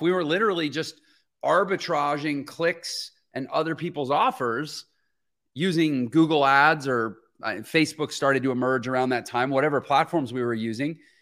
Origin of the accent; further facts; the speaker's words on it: Houston, Texas, United States; moved away; I'm from Houston, Texas originally.